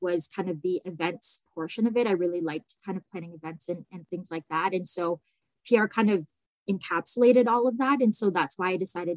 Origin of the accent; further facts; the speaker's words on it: Niagara Falls, Ontario, Canada; I grew up in Niagara Falls, and I did all of my schooling here, post-secondary, and started my career here as well